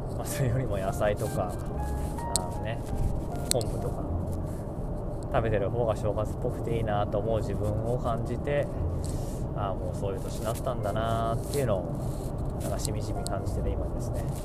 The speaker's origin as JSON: {"language": "Japanese", "town": "Yokohama", "region": "Kanagawa", "country": "Japan", "tie": "born or raised there", "moved": "yes", "said": "横浜の実家は自分が生まれた時に建った家なんでもう44年5年経つっていう家でまあ、修繕とかしながらね暮らしてる"}